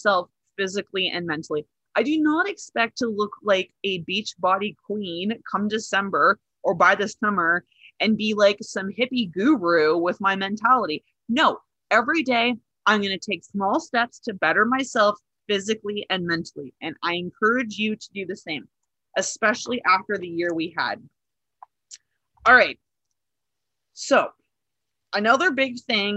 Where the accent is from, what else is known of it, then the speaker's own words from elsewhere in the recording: Northern Ontario, Canada; I'm from Northern Ontario, very, very French.